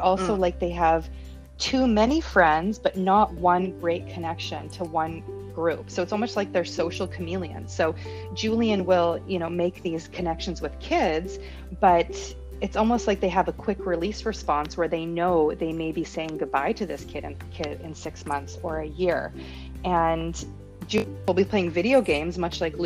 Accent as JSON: {"language": "English", "country": "Canada", "also_born_or_lived": "Panama", "moved": "as an adult", "said": "we're from Canada"}